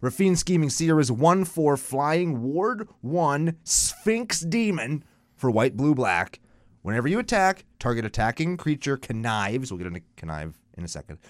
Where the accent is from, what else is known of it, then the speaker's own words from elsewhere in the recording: Canada; I'm Canadian